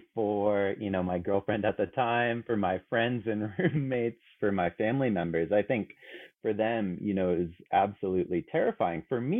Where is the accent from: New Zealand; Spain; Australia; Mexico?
Spain; Canary Islands; also born or lived in San Francisco, United States / Germany; So, you know, I was born in San Francisco, but grew up in both the Canary Islands and Spain and Germany.